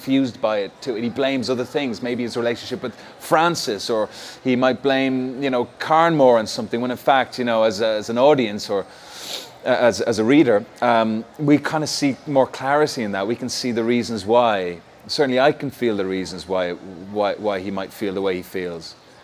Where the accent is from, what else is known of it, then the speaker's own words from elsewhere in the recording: Ireland; being Irish